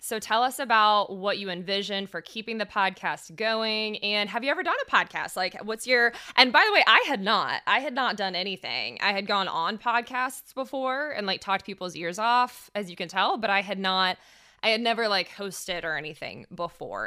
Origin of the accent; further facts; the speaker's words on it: Fayetteville, Georgia, United States; I'm from an hour south. I'm from Fayetteville, Georgia.